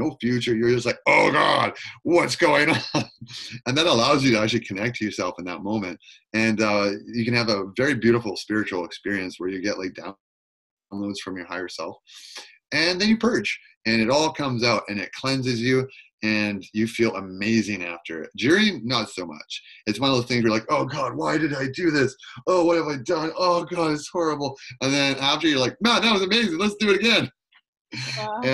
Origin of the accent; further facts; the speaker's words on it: Campbell River, Port Hardy, and Queen Charlotte Islands, British Columbia, Canada; I grew up in Campbell River, Port Hardy, and Queen Charlotte's, and very indigenous